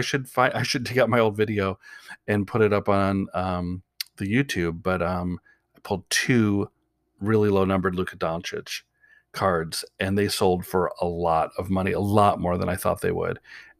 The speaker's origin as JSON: {"language": "English", "town": "Portland", "region": "Oregon", "country": "United States", "said": "even though I'm from Portland and I like the Blazers"}